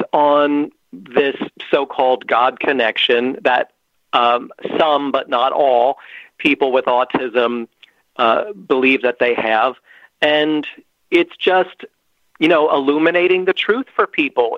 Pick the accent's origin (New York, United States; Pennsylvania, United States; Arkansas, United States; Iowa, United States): Pennsylvania, United States; I have yet to break out of Pennsylvania, which is my home state